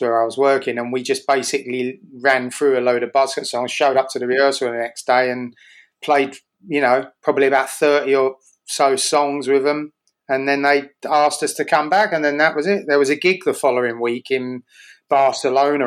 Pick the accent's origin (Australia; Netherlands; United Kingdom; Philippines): United Kingdom; London; moved away as an adult; now in New York, United States; I was born in Tottenham, and I lived in the place next to Tottenham called Edmonton. I lived there my whole life till I was 40.